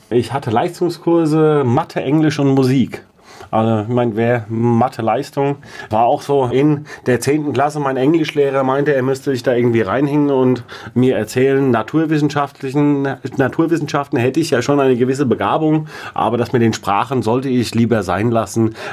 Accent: Hechtsheim, Rhineland-Palatinate, Germany; Ich wohne im Moment jetzt in Hechtsheim mitten im Ort, aber ich bin im Weingut eben groß geworden, was zu meiner Kindheit noch deutlich außerhalb des Ortes war.

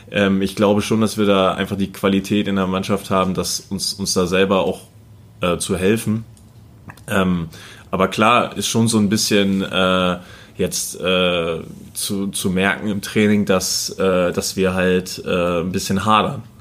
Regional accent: Kiel, Schleswig-Holstein, Germany; dieses als Kieler, das, äh, da denkt man gar nicht dran, okay.

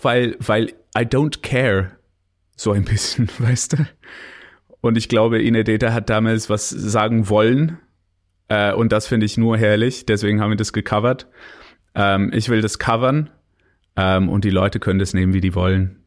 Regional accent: Canada; German is a second language; now in Germany; bin ich Kanadier

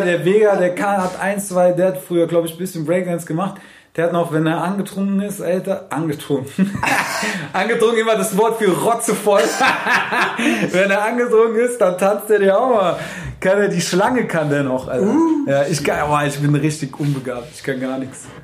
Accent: Frankfurt, Hesse, Germany; als Frankfurter

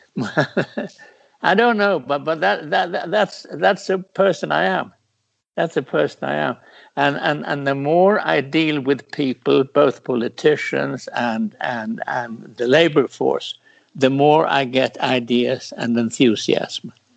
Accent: Sweden; my home country

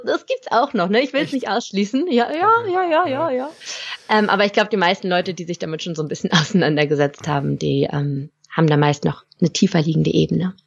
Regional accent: Lübeck, Schleswig-Holstein, Germany; moved away as an adult; also born or lived in Stuttgart; bin dann aus dem hohen Norden, wo ich herkomme, aus Lübeck, bis nach Stuttgart gezogen in den Süden

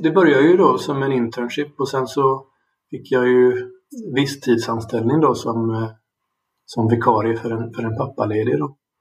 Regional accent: Gothenburg, Västra Götaland, Sweden; also born or lived in England / Germany / Uppsala; jag är uppvuxen i Göteborg och har bott här

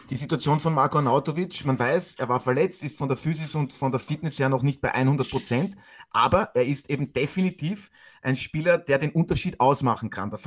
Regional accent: Burgenland, Austria; der bin ich.

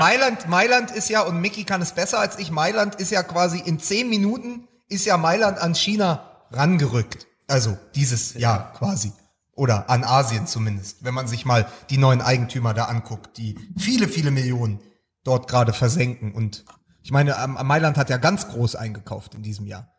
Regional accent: Berlin, Germany; als Berliner

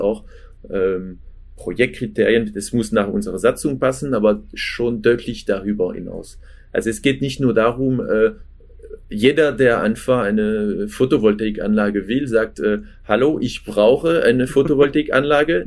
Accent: France; now in Germany; ich komme ursprünglich aus Frankreich

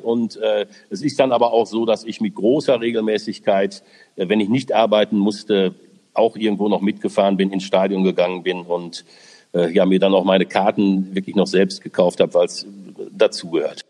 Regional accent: Essen, North Rhine-Westphalia, Germany; moved away as an adult; now in Pfaffenhofen, Germany; in meiner Heimatstadt Essen

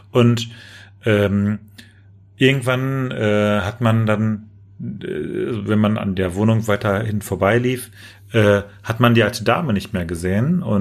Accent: Germany; ich bin kulturell geprägt, ich bin Deutscher.

